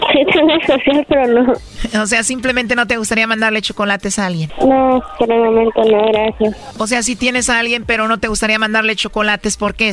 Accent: Puebla, Mexico; nací en Puebla.

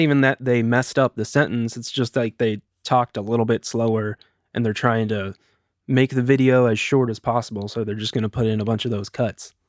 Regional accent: United States; also born or lived in Eugene, Oregon; my wife and I are both from here

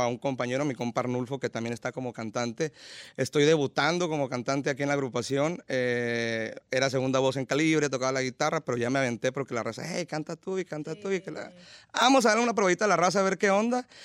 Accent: Mazatlán, Sinaloa, Mexico; Yo soy originario de Mazatlán, Sinaloa

